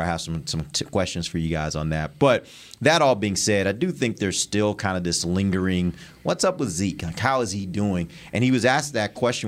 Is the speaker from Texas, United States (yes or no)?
yes; Houston, Texas, United States; growing up in Houston